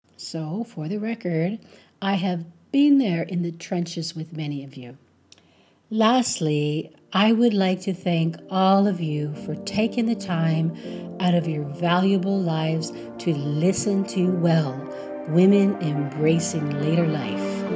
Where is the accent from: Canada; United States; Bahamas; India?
Canada; I'm a Canadian woman